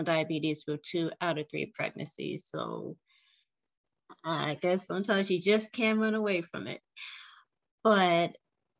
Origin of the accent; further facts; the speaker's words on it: Richmond, Virginia, United States; I am from Richmond, Virginia.